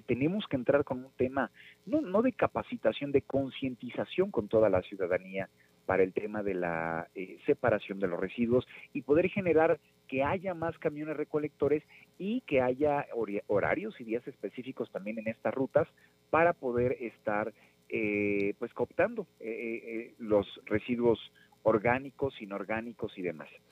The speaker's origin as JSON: {"language": "Spanish", "town": "Nezahualcóyotl", "region": "State of Mexico", "country": "Mexico", "tie": "born or raised there", "said": "soy nativo de Nezahualcóyotl"}